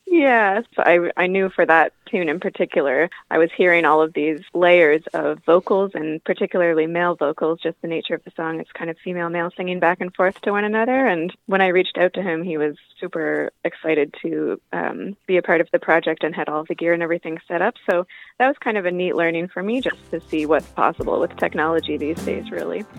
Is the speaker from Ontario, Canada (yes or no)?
yes; Ontario, Canada; also born or lived in Yellowknife, Northwest Territories, Canada; now in Avondale, Canada; I grew up in Ontario and then spent a number of years in northern Canada in Yellowknife